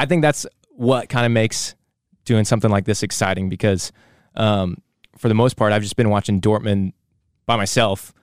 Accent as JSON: {"language": "English", "country": "United States", "said": "we are American."}